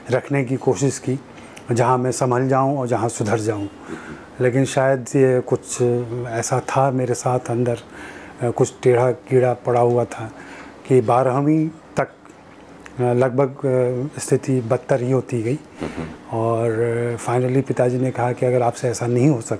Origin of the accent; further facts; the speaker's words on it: Chapra, Bihar, India; born there; मैं बिहार में छपरा में पैदा हुआ आ, छपरा मेरा ननिहाल हुआ